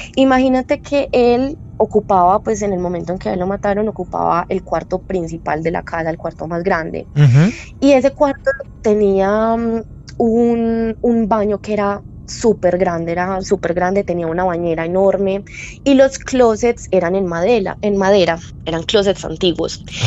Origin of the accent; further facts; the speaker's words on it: Medellín, Antioquia, Colombia; Soy de Medellín